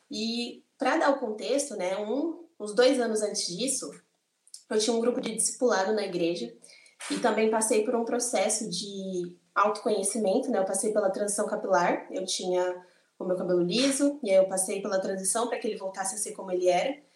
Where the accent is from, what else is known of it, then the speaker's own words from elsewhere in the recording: São Paulo, Brazil; eu tenho 22 anos, mais uma vez, sou do interior de São Paulo, uma cidade bem pequena aqui em São Paulo.